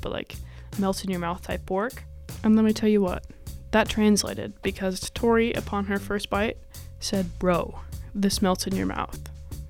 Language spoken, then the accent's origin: English; Seattle, Washington, United States; now in Chicago, United States; I'm from Seattle. We have a lot of pho there